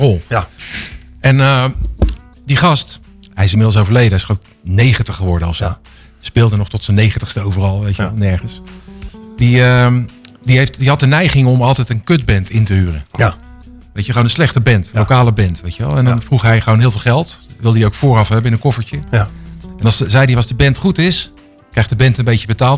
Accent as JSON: {"language": "Dutch", "town": "Rotterdam", "region": "South Holland", "country": "Netherlands", "said": "ik kom uit Rotterdam"}